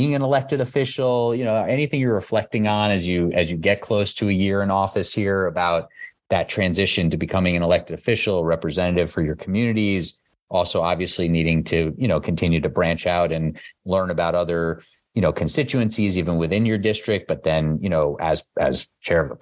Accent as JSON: {"language": "English", "town": "New York City", "region": "New York", "country": "United States", "tie": "born or raised there", "said": "I grew up in Queens and Whitestone and Flushing"}